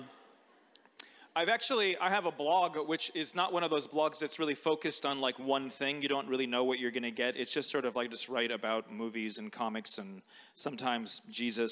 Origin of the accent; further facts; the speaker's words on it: United States; moved away; growing up in America, a fortnight was like a vocabulary word from my English literature class